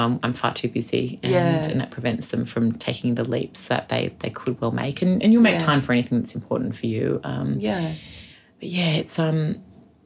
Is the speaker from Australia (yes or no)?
yes; Australia; as Australian women